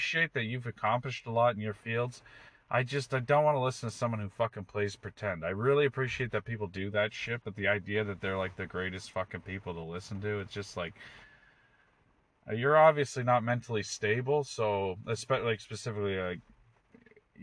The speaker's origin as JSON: {"language": "English", "country": "Canada", "also_born_or_lived": "Toronto", "said": "speaking as a Canadian"}